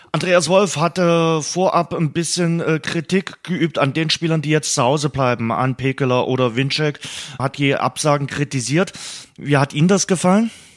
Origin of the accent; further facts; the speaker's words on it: Germany; also born or lived in Dresden; bei uns in Deutschland